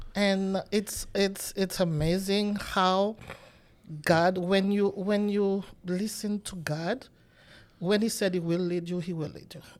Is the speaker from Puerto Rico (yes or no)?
no; Haiti; moved away as an adult; now in United States; I'm from Haiti, and until I came to the United States